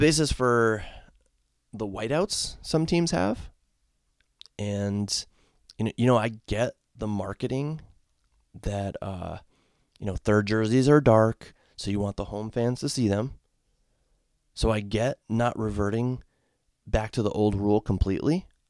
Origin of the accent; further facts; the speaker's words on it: Connecticut, United States; now in Ohio, United States; I grew up in the state of Connecticut as a fan of the Hartford Whalers